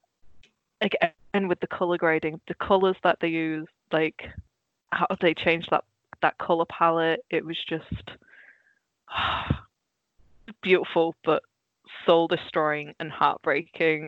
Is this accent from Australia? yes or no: no; Netherlands; moved away; I grew up in Holland, so our TV was basically everything in its original, you know, its native language, and then Dutch subtitles.